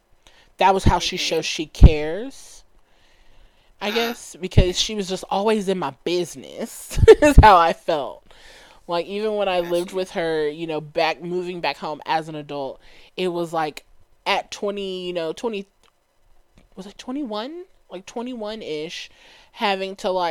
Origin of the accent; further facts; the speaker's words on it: Dallas, Texas, United States; I grew up in Dallas